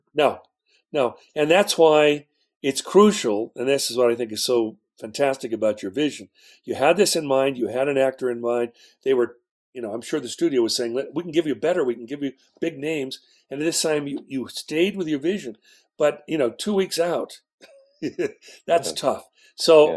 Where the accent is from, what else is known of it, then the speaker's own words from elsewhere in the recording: West Coast, United States; I'm from the West Coast